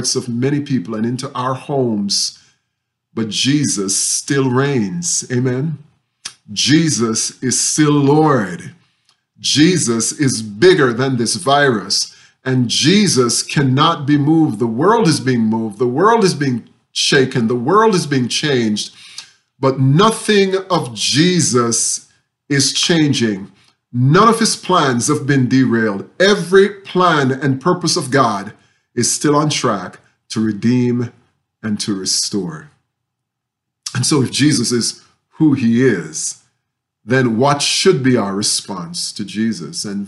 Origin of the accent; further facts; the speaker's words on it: Jamaica; moved away; when I was growing up in Jamaica.